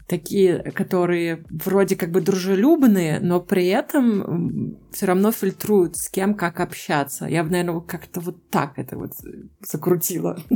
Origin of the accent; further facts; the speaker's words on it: Saint Petersburg, Russia; moved away as an adult; now in Munich, Germany; я сама из Санкт-Петербурга и очень долго работала с музыкантами в Питере